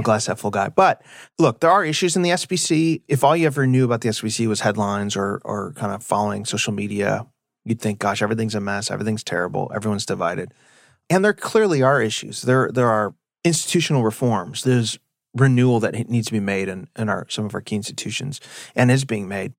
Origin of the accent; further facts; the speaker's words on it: Illinois, United States; moved away as an adult; now in Texas, United States; I'm from Illinois. I like my state too